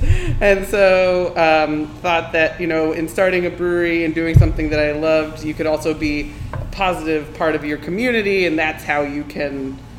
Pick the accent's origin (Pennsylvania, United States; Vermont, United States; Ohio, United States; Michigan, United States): Vermont, United States; moved away as an adult; now in Nashville, United States; I'm from Vermont. I came to Nashville to go to Vanderbilt Law School